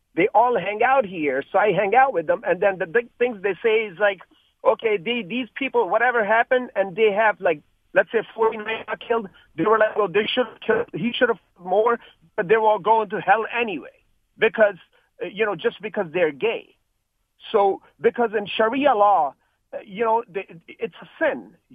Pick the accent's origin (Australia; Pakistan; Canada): Pakistan; now in Orlando, United States; born and raised in Pakistan as a Christian